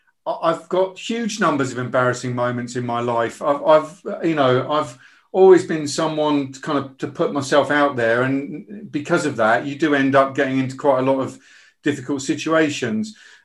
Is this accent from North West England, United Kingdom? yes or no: no; Bridgend, Wales, United Kingdom; born there; But I was born in Wales. I was born in Bridgend, and I've always identified with being Welsh, especially when it comes to the rugby.